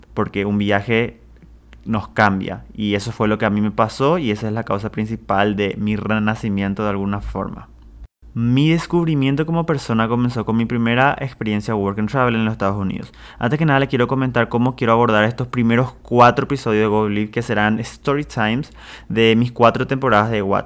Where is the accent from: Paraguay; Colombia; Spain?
Paraguay; Presidente Franco, Alto Paraná; also born or lived in Ciudad del Este; yo soy de Ciudad del Este, en realidad de Presidente Franco, de Paraguay